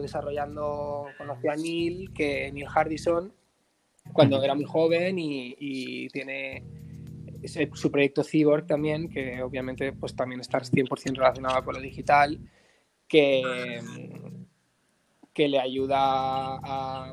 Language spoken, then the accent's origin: Spanish; Barcelona, Catalonia, Spain; also born or lived in Granada; nací en Barcelona. Em, 28 años y, nada, em, viví durante un tiempo en Granada porque tengo familia en Granada, luego volví con 18